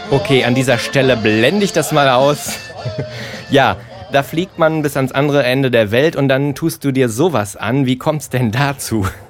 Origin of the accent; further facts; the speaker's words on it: Germany; ich komme aus Deutschland